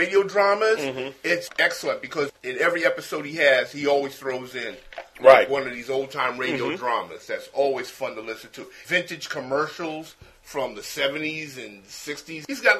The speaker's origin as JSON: {"language": "English", "town": "New York City", "region": "New York", "country": "United States", "tie": "born or raised there", "also_born_or_lived": "Kentucky", "said": "I was born in Brooklyn, and I grew up on Tompkins Avenue between Merlin Park, and I basically lived in Brooklyn most of my life, except for certain times when I lived in Kentucky and when I lived upstate. But right now, where I live at, I live in downtown Brooklyn area on Cumberland between Atlantic and Fulton Street."}